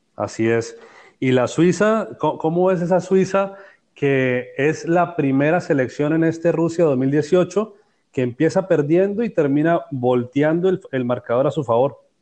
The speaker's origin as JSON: {"language": "Spanish", "country": "Colombia", "said": "como colombiano"}